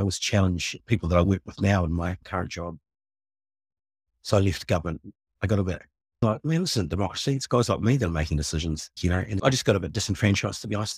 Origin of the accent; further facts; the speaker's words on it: Nelson, New Zealand; moved away as an adult; also born or lived in Papua New Guinea / Richmond, New Zealand; now in Wellington, New Zealand; I came over to New Zealand when I was two with my mum and settled in Nelson